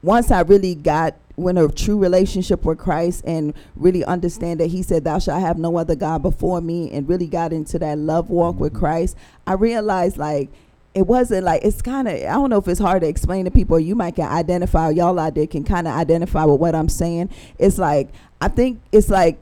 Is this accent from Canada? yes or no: no; Jamaica; moved away; we grew up in Jamaica